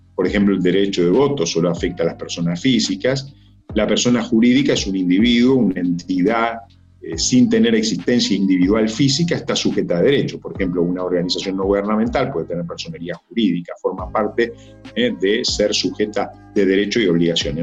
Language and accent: Spanish; Uruguay; mi país, la mitad del, Uruguay, eh, nosotros somos 3 millones, 3 millones y medio